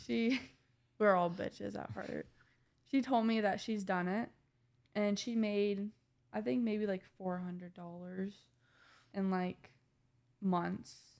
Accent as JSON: {"language": "English", "region": "Indiana", "country": "United States", "moved": "as an adult", "lives_now": "Ohio, United States", "said": "I'm from Indiana"}